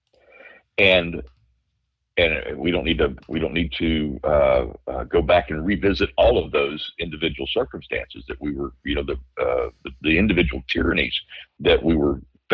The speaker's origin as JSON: {"language": "English", "region": "Louisiana", "country": "United States", "tie": "born or raised there", "said": "growing up in Louisiana"}